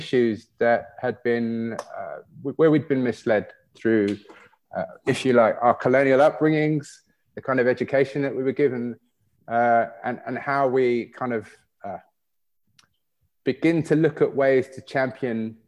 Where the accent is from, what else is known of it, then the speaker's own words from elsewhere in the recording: United Kingdom; growing up in Britain